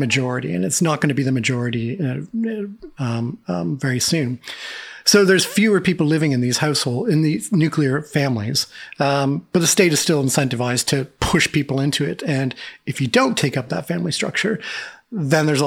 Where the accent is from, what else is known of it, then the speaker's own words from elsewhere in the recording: Canada; moved away as an adult; I'm a Canadian in a foreign country